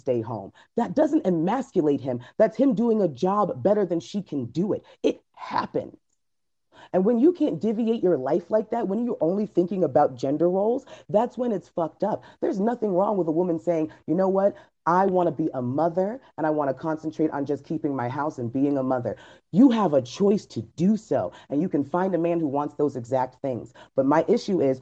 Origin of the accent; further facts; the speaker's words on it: United States; this is where I'm from. I'm from America